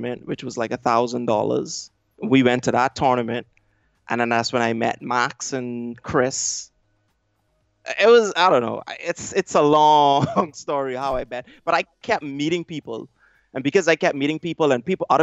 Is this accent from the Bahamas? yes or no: yes; Bahamas; I'm from the Bahamas